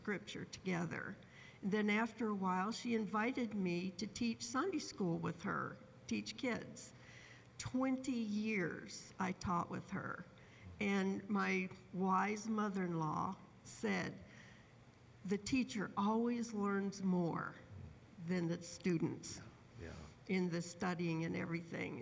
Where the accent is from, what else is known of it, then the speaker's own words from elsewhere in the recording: Michigan, United States; I grew up in Michigan in a church-going, I've tried to find, what would I call it, a church-going family.